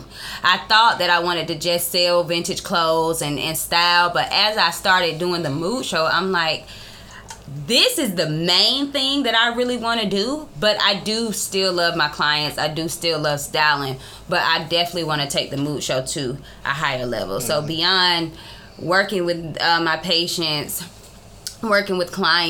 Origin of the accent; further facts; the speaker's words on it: Columbus, Georgia, United States; also born or lived in Morrow, Georgia; I was born in Morrow, Georgia, but I have been in Columbus my whole life